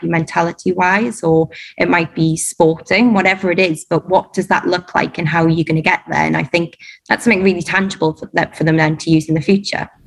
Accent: Durham, North East England, United Kingdom; moved away as an adult; now in Dubai, United Arab Emirates; I'm from Durham

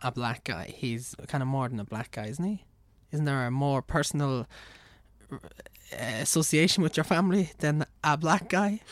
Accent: Navan, County Meath, Ireland; accent: Navan; also born or lived in Kildare / England; I'm Irish, and I've lived in Ireland, like, all my life.

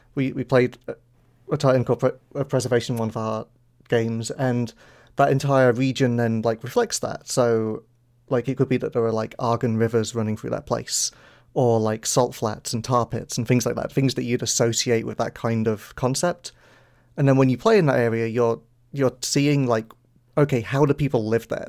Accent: the north of England, United Kingdom; I think we're both from Northern England

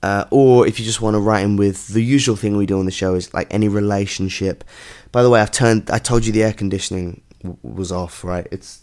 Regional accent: London, United Kingdom; I'm from London.

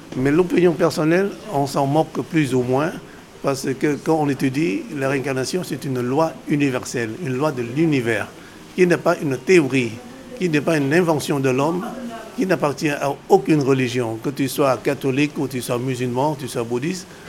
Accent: Vietnam; moved away as an adult; also born or lived in Laos / Cambodia / China; now in France; Non, je suis né au Vietnam. Je suis venu tardivement en France

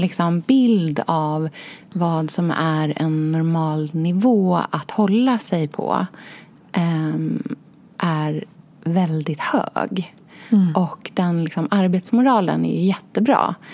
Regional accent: Norrköping, Östergötland, Sweden; also born or lived in Australia / Enskede, Stockholm; now in Stockholm, Sweden; jag är då uppvuxen i Norrköping och i Australien hos pappa

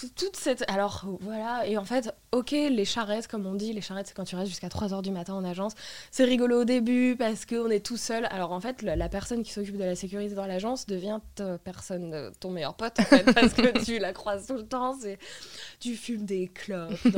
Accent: Lille, Hauts-de-France, France; moved away as an adult; also born or lived in Paris; je suis rentrée à Lille en 2019. Euh, J'étais pas censée revenir

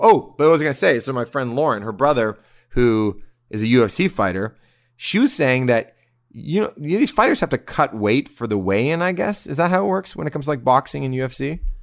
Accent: Canada; now in Toronto, Canada; we're Canadian. We're in Toronto.

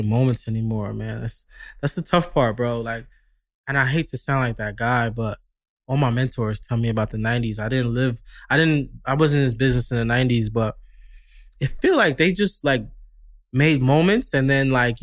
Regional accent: New York, United States; moved away as an adult; now in Los Angeles, United States; I'm from New York, you know, obviously, LA people tell me I have an accent

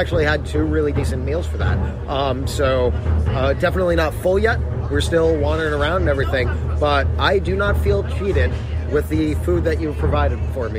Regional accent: Florida, United States; one of my favorite parts about growing up in Florida is easy access year-round to key lime pie.

